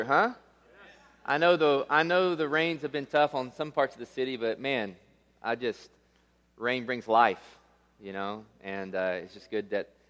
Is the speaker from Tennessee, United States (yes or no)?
yes; Tennessee, United States; now in Las Vegas, United States; I was born and raised in Tennessee